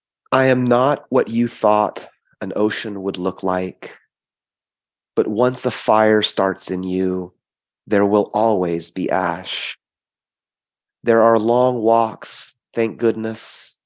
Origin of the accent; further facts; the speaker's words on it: California, United States; also born or lived in South Korea; before I came to California, I was born in South Korea and adopted at 10 months.